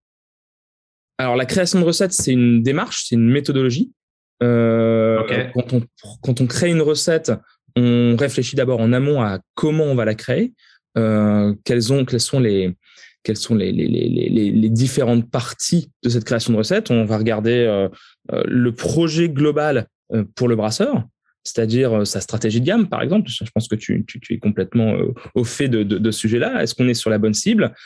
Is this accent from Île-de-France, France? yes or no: no; the North, Hauts-de-France, France; quand on est du Nord, on grandit avec la bière belge